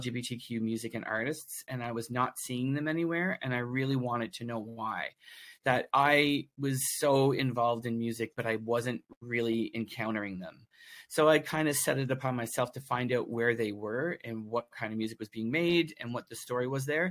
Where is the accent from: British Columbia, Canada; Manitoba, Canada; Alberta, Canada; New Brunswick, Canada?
New Brunswick, Canada; also born or lived in Toronto; now in Nova Scotia, Canada; I'm originally from New Brunswick. Okay. That's where I grew up